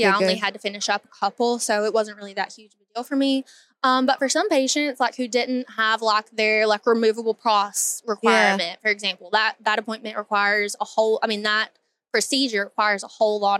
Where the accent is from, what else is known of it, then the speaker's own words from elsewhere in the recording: Hazard, Kentucky, United States; I am from a little town called Hazard, Kentucky. So it's very small.